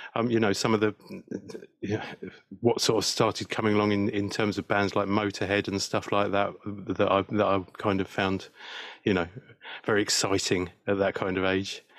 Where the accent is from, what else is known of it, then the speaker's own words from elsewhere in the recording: West Sussex, South East England, United Kingdom; also born or lived in South London; I was brought up in in, in West Sussex, really. So yeah, on the south coast